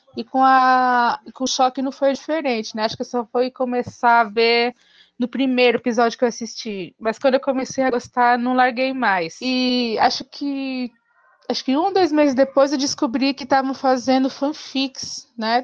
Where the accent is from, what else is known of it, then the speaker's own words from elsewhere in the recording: São Paulo, Brazil; eu sou de São Paulo, capital.